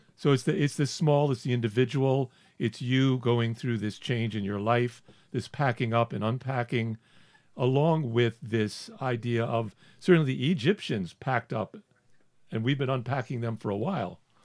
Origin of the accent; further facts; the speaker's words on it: the South, United States; I grew up in the South